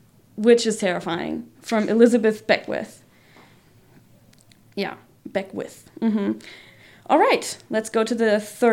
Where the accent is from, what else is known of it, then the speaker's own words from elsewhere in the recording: Germany; I'm from Germany